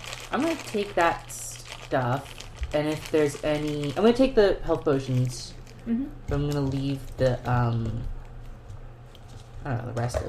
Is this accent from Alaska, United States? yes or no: yes; Alaska, United States; I'm from Alaska.